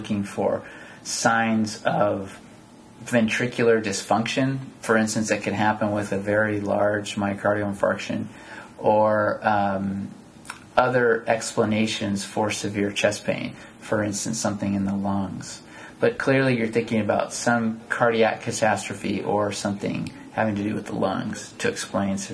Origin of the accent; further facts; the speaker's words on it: San Jose, California, United States; moved away as an adult; also born or lived in San Antonio, Texas / Davis, California; I grew up in San Jose, California